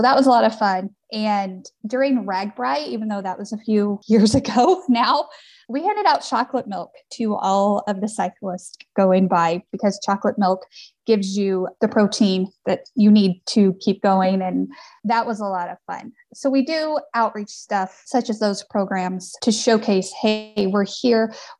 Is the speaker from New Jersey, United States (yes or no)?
no; Missouri, United States; moved away as an adult; now in Mills County, Iowa, United States; I am not originally from Iowa. I am from Missouri. I'm from a family farm.